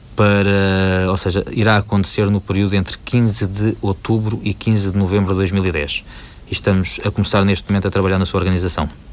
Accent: Portugal; moved away; sendo o meu país de origem

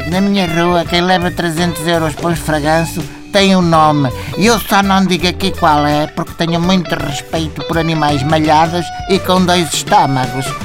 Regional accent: Cacém, Lisbon, Portugal; não é preciso mais nada. Eu sou do Cacém.

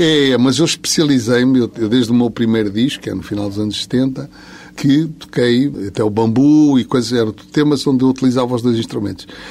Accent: Lisbon, Portugal; sendo de Lisboa, sou de Campo de Orique

